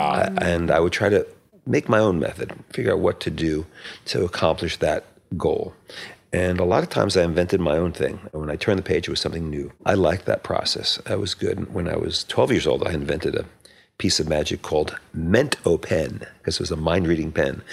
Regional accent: Metuchen, New Jersey, United States; it was in Metuchen, New Jersey, where I, I was born. I grew up there

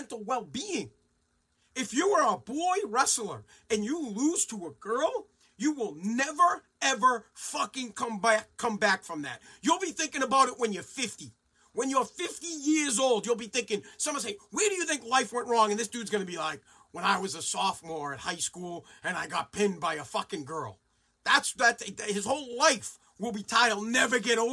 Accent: United States; us as the American people

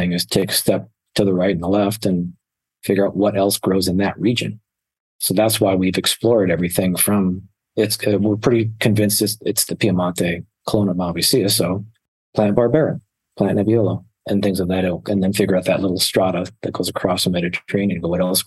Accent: Scottville, Michigan, United States; also born or lived in Ohio; now in Arizona, United States; So I lived in Mason County, Michigan, a little small town called Scottville, directly across Lake Michigan from Milwaukee

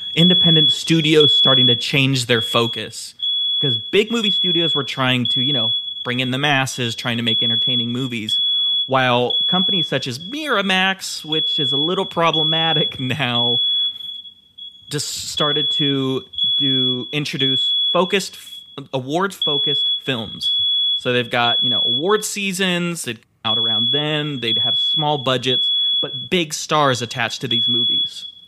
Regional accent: Utah, United States; I'm from Utah

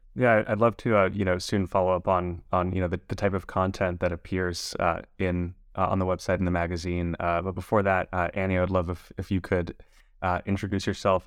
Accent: Los Angeles, California, United States; I was born and raised in Los Angeles

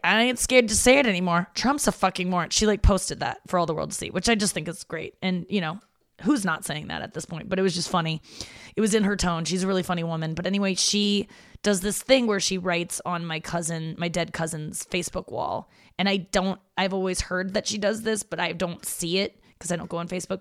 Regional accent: St. Louis, Missouri, United States; also born or lived in Cincinnati, Ohio; and then we moved from Cincinnati to St. Louis, and so um, when I was six

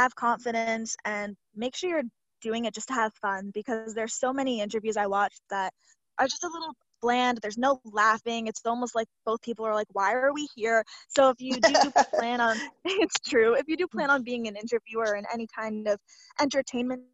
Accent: Toronto, Ontario, Canada; I'm from Toronto

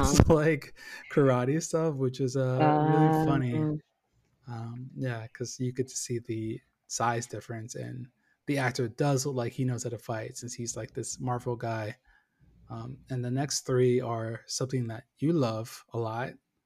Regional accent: Northern Virginia, United States; moved away; my hometown in about, going to, Nova, Northern Virginia

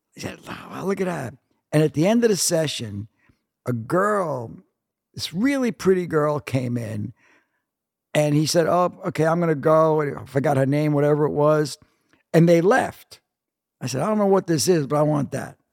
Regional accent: New York City, New York, United States; moved away as an adult; also born or lived in California; I grew up one block from Macaulay's

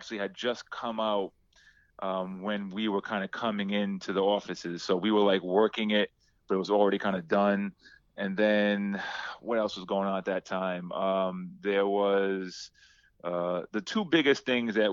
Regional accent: Providence, Rhode Island, United States; moved away; also born or lived in South Carolina / New York; I'm from Providence, Rhode Island

